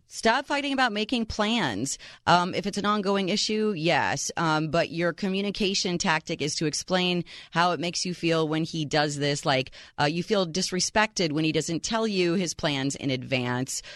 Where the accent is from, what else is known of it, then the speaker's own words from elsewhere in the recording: Chicago, Illinois, United States; my hometown, Chi Town, Chicago, Illinois